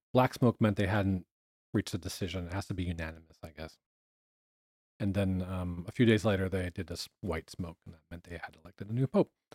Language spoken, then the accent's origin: English; Boulder, Colorado, United States; also born or lived in California; I was born in California. Technically, I'm a fourth generation Angelino, but I grew up in uh, Boulder, Colorado